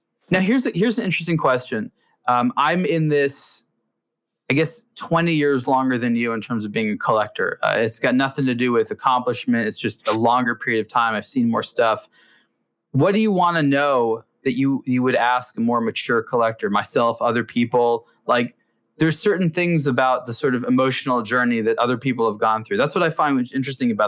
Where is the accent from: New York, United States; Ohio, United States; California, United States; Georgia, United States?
California, United States; Los Angeles; growing up in Los Angeles